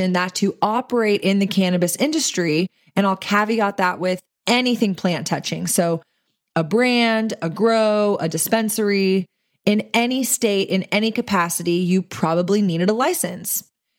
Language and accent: English; Texas, United States; since that is my home state and I do own a CBD dispensary here in Austin.